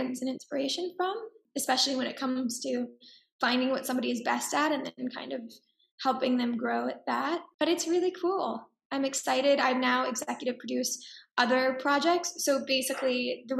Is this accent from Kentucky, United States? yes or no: no; Dallas, Texas, United States; also born or lived in New York; now in Los Angeles, United States; I grew up in Texas